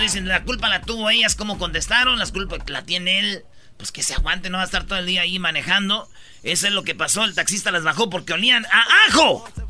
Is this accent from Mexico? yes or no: yes; Michoacán, Mexico; moved away; Somos de Michoacán, nomás pasamos por Guadalajara